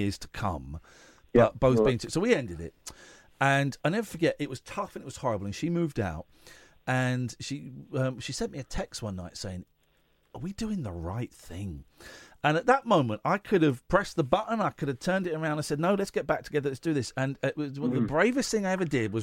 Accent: England, United Kingdom; we are London centric, and we're English

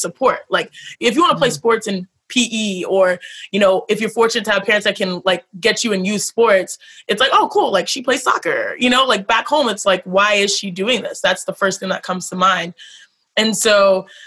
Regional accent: Houston, Texas, United States; We're born and raised in Houston, but we go back home to Nigeria every year, very connected

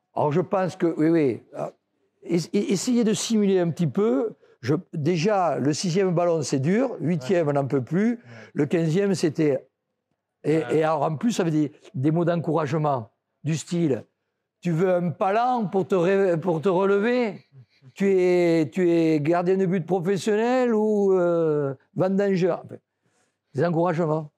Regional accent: France; je suis français

